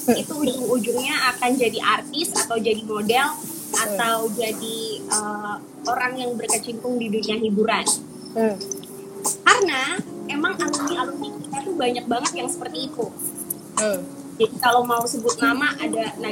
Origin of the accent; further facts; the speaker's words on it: Semarang, Central Java, Indonesia; Kebetulan aku dari Semarang kan, Deborah.